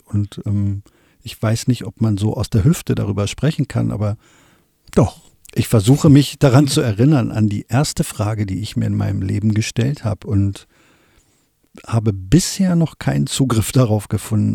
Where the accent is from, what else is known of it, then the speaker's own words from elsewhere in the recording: Wolfsburg, Lower Saxony, Germany; ich komme aus Wolfsburg